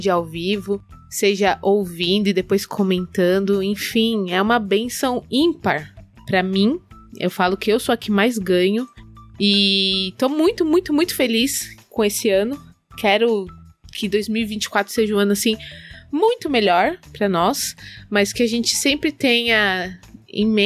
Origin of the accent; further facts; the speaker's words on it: São Paulo, Brazil; eu sou paulista, sou paulistana.